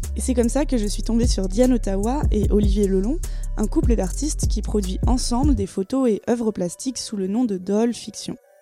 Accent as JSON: {"language": "French", "town": "Paris", "region": "Île-de-France", "country": "France", "said": "je suis parisienne"}